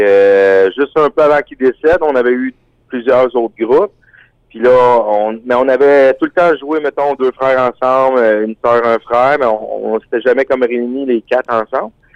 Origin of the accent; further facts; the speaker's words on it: Quebec, Canada; on est des des Québécois là qui aiment le plein air, la nature.